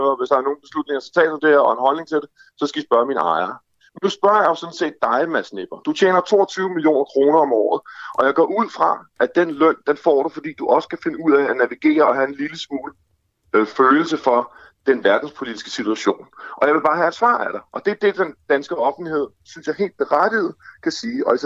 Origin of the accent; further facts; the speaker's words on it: Denmark; Både som dansker og som aktionær i virksomheden.